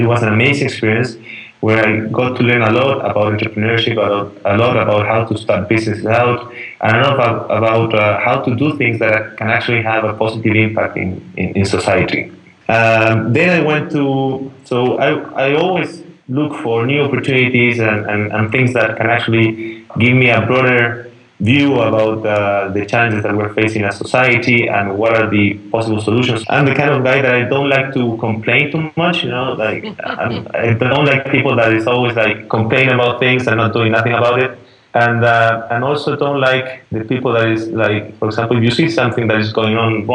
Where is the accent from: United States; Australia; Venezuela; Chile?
Chile; I'm Chilean, but I was born and raised here in Chile.